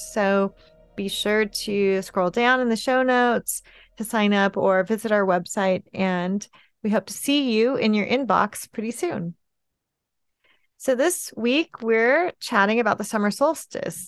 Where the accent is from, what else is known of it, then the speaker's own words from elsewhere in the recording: California, United States; I grew up in California, where it is very hot in the summertime